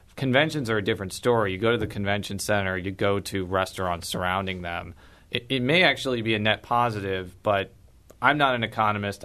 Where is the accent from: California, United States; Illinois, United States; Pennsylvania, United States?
Illinois, United States; Chicagoland suburbs; now in St. Louis, United States; I'm from the Chicagoland suburbs